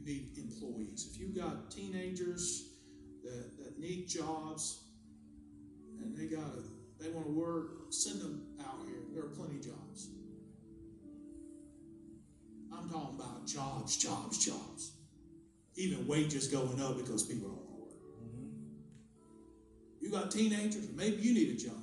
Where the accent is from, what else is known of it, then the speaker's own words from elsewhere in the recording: North Carolina, United States; also born or lived in Long Island, New York; I know I don't sound northern because I was basically raised in the South. When I was 8, I moved from Long Island, New York to North Carolina